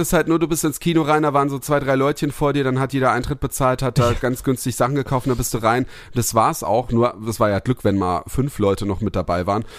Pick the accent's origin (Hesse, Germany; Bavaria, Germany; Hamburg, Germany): Hesse, Germany; Heppenheim; neben Heppenheim, dann ähm, ähm, neben meinem Heimat, in meiner Heimatstadt